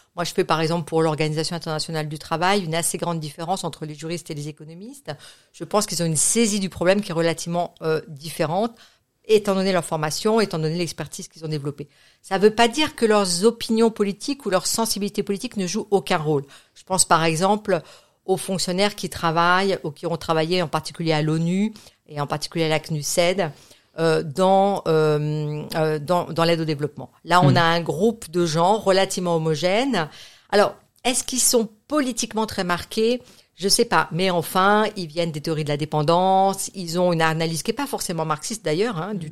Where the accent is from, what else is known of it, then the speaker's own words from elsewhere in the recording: France; moved away as an adult; also born or lived in Geneva, Switzerland / United States; j'ai grandi en France